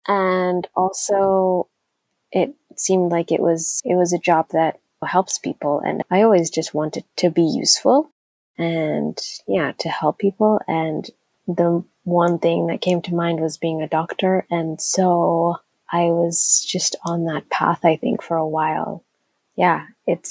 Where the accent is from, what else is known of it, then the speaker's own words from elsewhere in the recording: Arlington, Texas, United States; moved away as an adult; now in Nairobi, Kenya; when I was 10, my family and I moved to Arlington, Texas